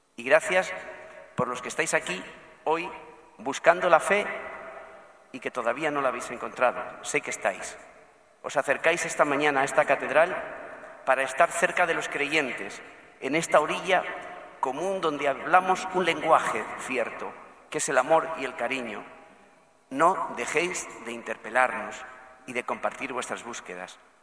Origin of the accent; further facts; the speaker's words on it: Sabiote, Andalusia, Spain; now in Madrid, Spain; gente de mi pueblo